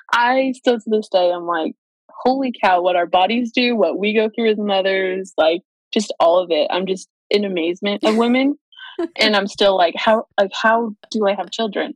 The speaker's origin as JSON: {"language": "English", "town": "Kingsburg", "region": "California", "country": "United States", "tie": "born or raised there", "lives_now": "Fresno, United States", "said": "I grew up in a little tiny town called Kingsburg, California, so just 30 minutes down the road"}